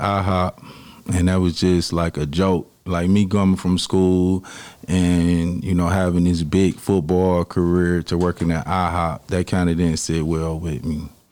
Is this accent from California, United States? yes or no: no; Detroit, Michigan, United States; I grew up in Detroit, on the east side of Detroit